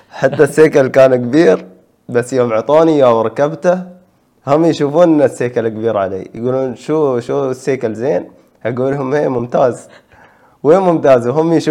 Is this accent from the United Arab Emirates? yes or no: yes; United Arab Emirates